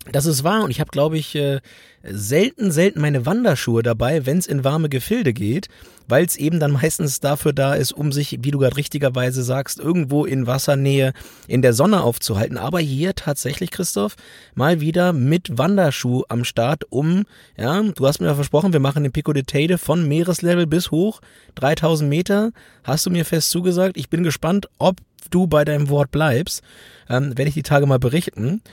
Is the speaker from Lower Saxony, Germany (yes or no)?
yes; Lower Saxony, Germany; also born or lived in North Rhine-Westphalia; aufgewachsen in Niedersachsen